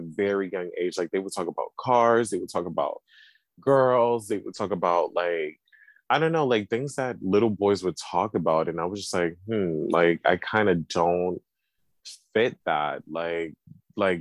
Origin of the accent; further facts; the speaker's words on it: New York City, New York, United States; I'm from the Bronx, born and raised, and I'm still currently living in New York